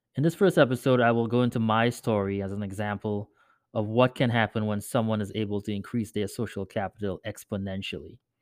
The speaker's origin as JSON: {"language": "English", "country": "Trinidad & Tobago", "tie": "born or raised there", "moved": "as an adult", "lives_now": "United States", "said": "I grew up in Trinidad and moved to the U S after high school"}